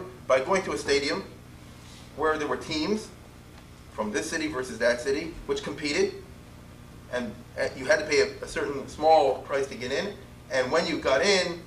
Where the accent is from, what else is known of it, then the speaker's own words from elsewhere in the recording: Baltimore, Maryland, United States; I'm from Baltimore.